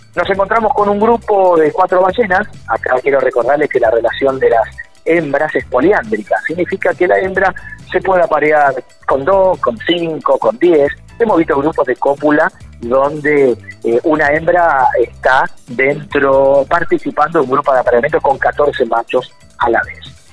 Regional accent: Puerto Pirámides, Chubut, Argentina; por mi pueblo, por Puerto Pirámides

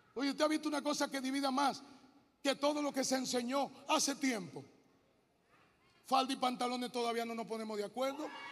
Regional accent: Hato Mayor, Dominican Republic; moved away as an adult; also born or lived in Santo Domingo; yo vengo de Atomayor

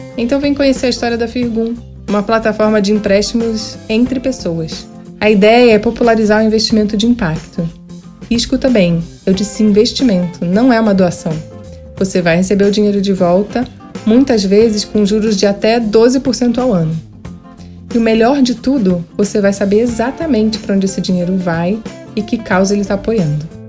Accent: Rio de Janeiro, Brazil; lá no Rio de Janeiro, que é a minha terra natal

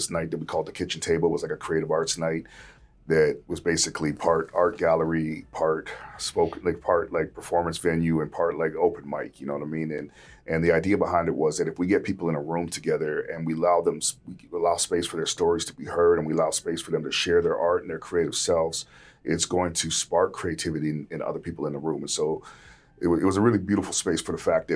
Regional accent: Vancouver, British Columbia, Canada; Growing up in Vancouver, especially when I was young, it was like white.

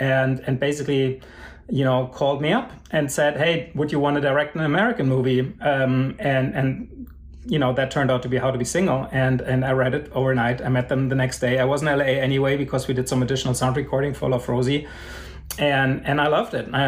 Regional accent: Germany; even growing up in Germany

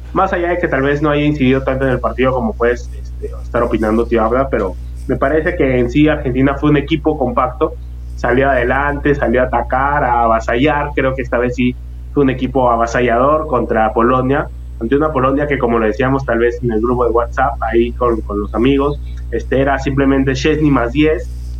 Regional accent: Peru; uno como, como peruano

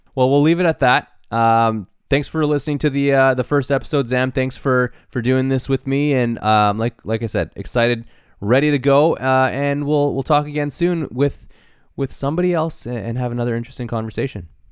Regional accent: Canada; we're in Canada and we're proudly Canadian

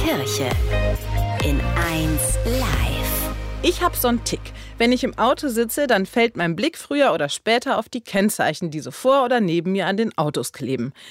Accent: Steinfurt district, North Rhine-Westphalia, Germany; Ich komme zum Beispiel aus dem Kreis Steinfurt, also ST

